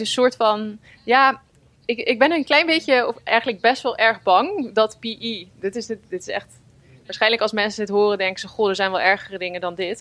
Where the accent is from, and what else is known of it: Netherlands